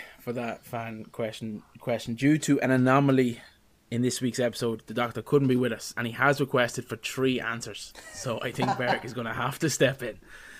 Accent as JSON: {"language": "English", "country": "Ireland", "said": "we're Irish"}